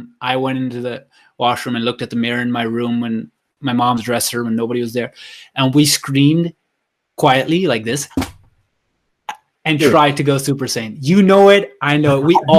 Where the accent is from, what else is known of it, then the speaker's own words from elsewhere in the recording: Canada; It started with, we're in Canada, right? Me and Manny, we're from Canada.